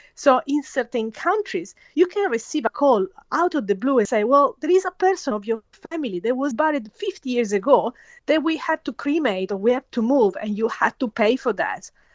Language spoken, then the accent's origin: English; Italy; moved away as an adult; now in Australia; I was born and raised in Italy